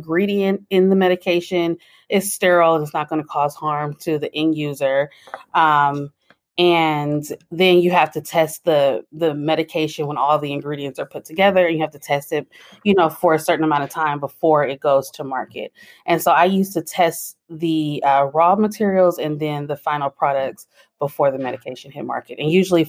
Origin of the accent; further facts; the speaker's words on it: San Francisco Bay Area, California, United States; I'm from the San Francisco Bay Area